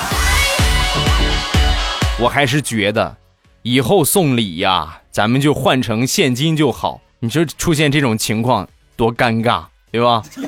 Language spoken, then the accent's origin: Chinese; Shandong, China; accent: Shandong; 我是山东人啊，不是东北人